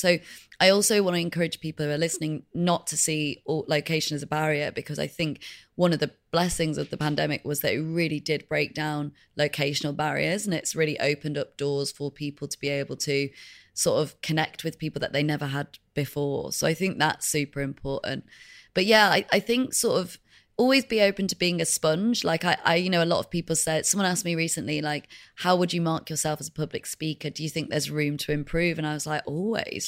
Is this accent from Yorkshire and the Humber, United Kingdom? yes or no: yes; Leeds, Yorkshire and the Humber, United Kingdom; also born or lived in Madrid, Spain; we came back to the U K, and we lived in Leeds, which is the north of England